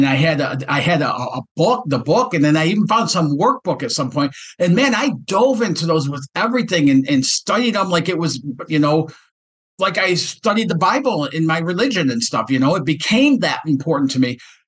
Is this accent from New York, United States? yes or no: no; Detroit, Michigan, United States; this kid from Detroit